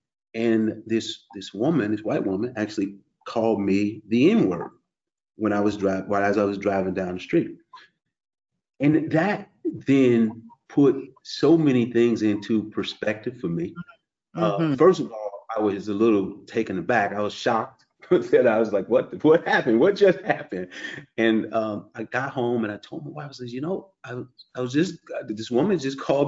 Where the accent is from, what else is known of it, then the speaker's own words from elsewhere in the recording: St. Louis, Missouri, United States; also born or lived in Queens, New York; now in Florida, United States; I grew up in the Midwest. I grew up in St. Louis